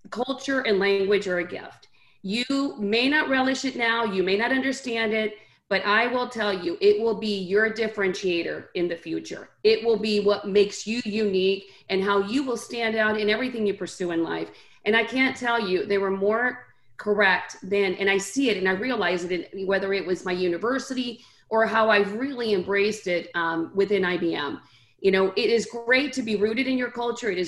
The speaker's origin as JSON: {"language": "English", "region": "North Carolina", "country": "United States", "tie": "born or raised there", "also_born_or_lived": "Santiago, Chile", "second_language": "English", "said": "And so we moved from Santiago, the capital of Chile, to now the South in North Carolina. And that's very different than the North Carolina we know today. And I grew up um, here in the States. I did not speak a word of English."}